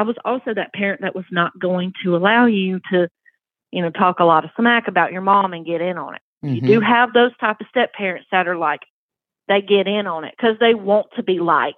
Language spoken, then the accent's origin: English; the South, United States; accent: Southern; I was raised in the South, obviously. I'm sure you can hear it in my accent.